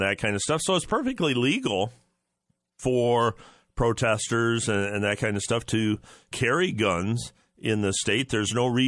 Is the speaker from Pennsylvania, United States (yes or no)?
no; Ohio, United States; in my home state, Ohio. I'm based in Ohio.